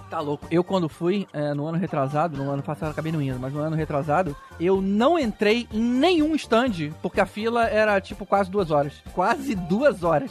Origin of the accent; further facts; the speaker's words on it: São Paulo, Brazil; sou de São Paulo e moro pertinho da CCXP